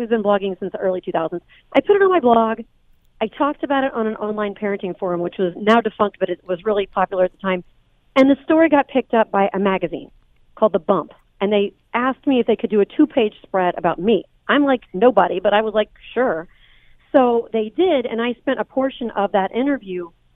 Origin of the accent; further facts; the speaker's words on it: Indiana, United States; also born or lived in Chicago, Illinois; now in Los Angeles, United States; I'm actually from Indiana, and I just moved to LA from Chicago in 2015.